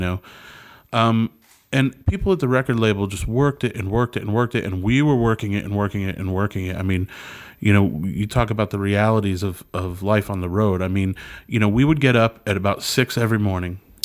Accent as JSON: {"language": "English", "region": "Connecticut", "country": "United States", "tie": "born or raised there", "moved": "yes", "said": "I grew up in Connecticut"}